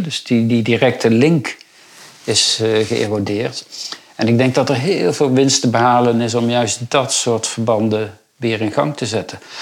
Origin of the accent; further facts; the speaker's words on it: rural Brabant, North Brabant, Netherlands; En ik kom zelf van het Brabantse platteland